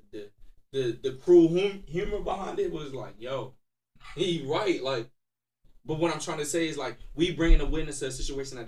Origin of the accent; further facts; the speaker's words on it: New York City, New York, United States; I'm from Harlem